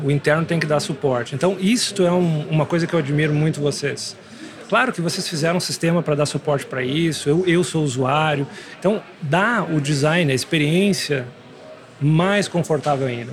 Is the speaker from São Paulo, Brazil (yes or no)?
no; Santo Ângelo, Rio Grande do Sul, Brazil; moved away; vim do interior sou de Santo Ângelo